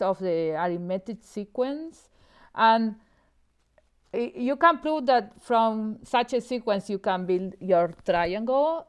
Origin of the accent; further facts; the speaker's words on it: Buenos Aires, Argentina; moved away as an adult; also born or lived in Austin, Texas, United States; now in Montreal, Canada; I'm originally from Argentina. I grew up in Buenos Aires